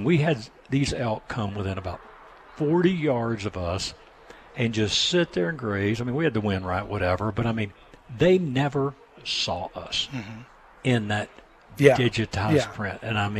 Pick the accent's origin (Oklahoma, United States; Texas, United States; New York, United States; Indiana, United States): Texas, United States; moved away; I'm from Texas. I moved here in 93